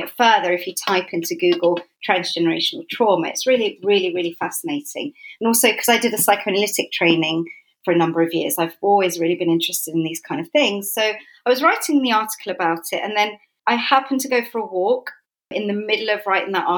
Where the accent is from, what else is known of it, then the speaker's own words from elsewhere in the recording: London, United Kingdom; also born or lived in Islington / Edmonton / Southgate; I grew up in North London. I was born in Islington